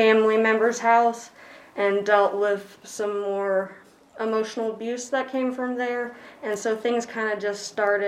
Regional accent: Elkton, Virginia, United States; also born or lived in New York City, New York; going from New York City to good old Elkton, Virginia at the time

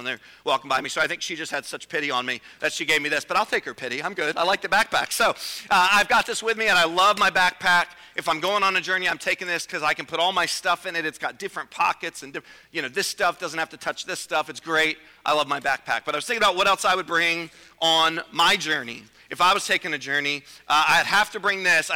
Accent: Virginia, United States; I'm from Virginia

